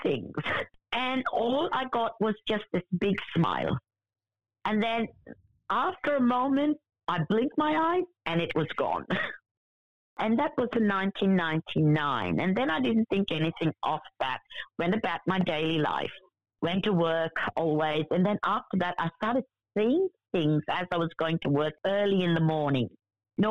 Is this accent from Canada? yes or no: no; India; I was born in India